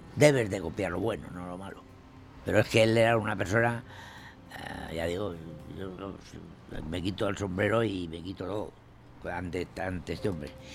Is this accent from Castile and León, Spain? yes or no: yes; La Horra, Castile and León, Spain; also born or lived in Burgos; Yo nací en La Horra el día 1 de marzo de 1928.